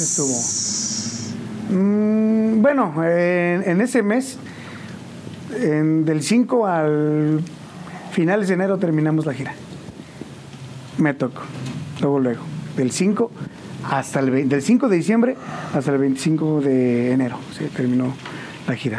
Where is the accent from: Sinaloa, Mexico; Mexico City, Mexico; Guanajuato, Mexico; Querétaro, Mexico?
Querétaro, Mexico; San Juan del Río; yo soy originario de El Rosario, San Juan del Río. Eh, pues ahí toda mi vida, desde chiquillo. hasta la fecha